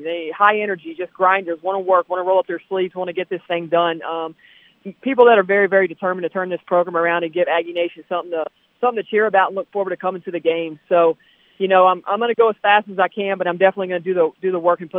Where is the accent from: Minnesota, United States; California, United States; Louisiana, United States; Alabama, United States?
Louisiana, United States; New Orleans; accent: Southern; moved away as an adult; now in Logan, United States; I am from Louisiana.